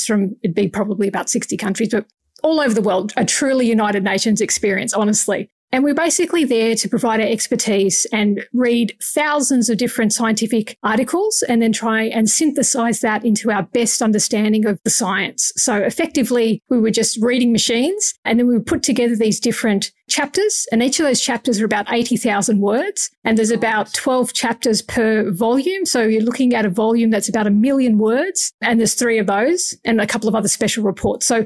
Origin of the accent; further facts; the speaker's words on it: Australia; as an Australian